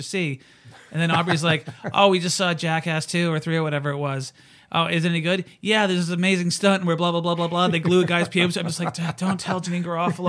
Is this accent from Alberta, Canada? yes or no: no; Surrey, British Columbia, Canada; I grew up in Surrey.